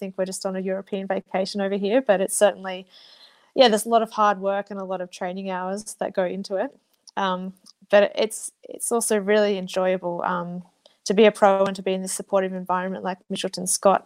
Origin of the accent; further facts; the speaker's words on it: Blue Mountains, New South Wales, Australia; moved away; I'm from the Blue Mountains, so I love just being able to appreciate where I live